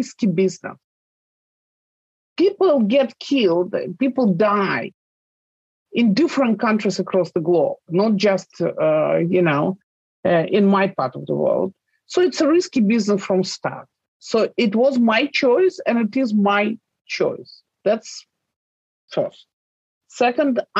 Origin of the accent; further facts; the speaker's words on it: Russia; my home country